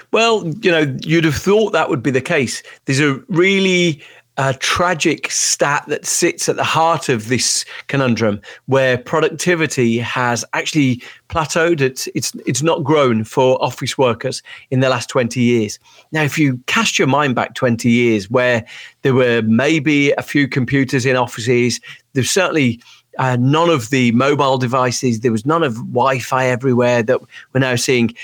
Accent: Birmingham, West Midlands, United Kingdom; I'm from Birmingham, U K

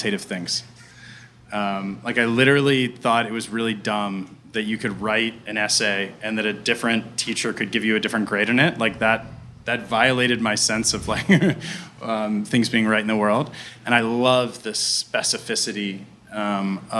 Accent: Pittsburgh, Pennsylvania, United States; born or raised there

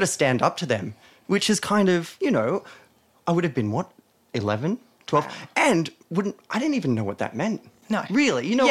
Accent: Weston, New South Wales, Australia; I grew up in a town called Weston

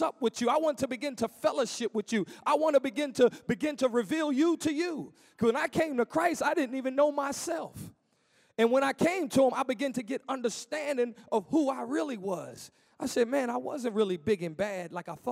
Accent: Philadelphia, Pennsylvania, United States; moved away as an adult; also born or lived in Williamsport; now in Harvey, United States; I'm from Philadelphia, so there's no mountains in Philadelphia

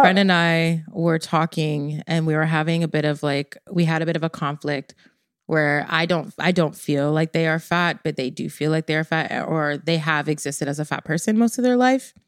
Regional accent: Jamaica; I'm Jamaican

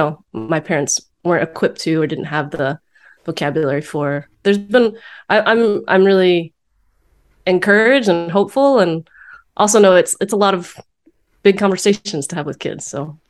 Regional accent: Richmond, Virginia, United States; moved away as an adult; also born or lived in Texas / Bay Area, California; now in Richmond, United States; Texas, in the Bay Area now. I live in the Bay Area for 9 years. And we've recently moved back to be near my family in Richmond, Virginia. And it's definitely interesting experience to move back to my hometown.

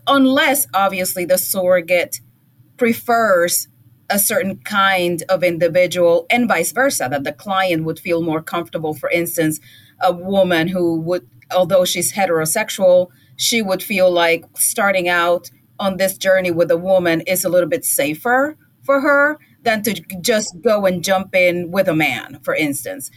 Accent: Puerto Rico; now in United States; where I grew up in Puerto Rico, and obviously there everybody's Puerto Rican, but then I came here and I am a minority

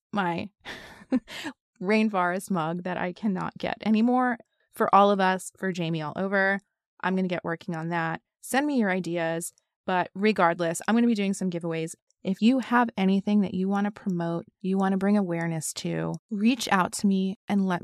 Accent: New York City, New York, United States; moved away; my favorite city, my hometown city.

